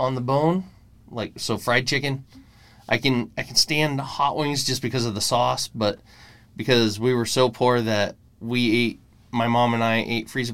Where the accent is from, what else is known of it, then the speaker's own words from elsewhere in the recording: Seward, Nebraska, United States; moved away as an adult; I grew up in Seward, Nebraska.